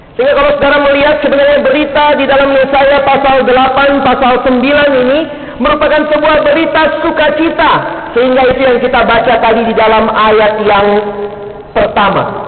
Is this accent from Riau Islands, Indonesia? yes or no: no; Makassar, South Sulawesi, Indonesia; moved away as an adult; also born or lived in Ambon; now in Jakarta, Indonesia; Saya lahir dan besar di Makassar